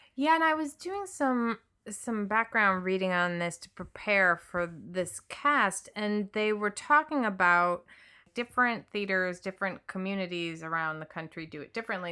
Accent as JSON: {"language": "English", "region": "Midwest", "country": "United States", "tie": "born or raised there", "moved": "as an adult", "lives_now": "Los Angeles, United States", "said": "I grew up in the Midwest"}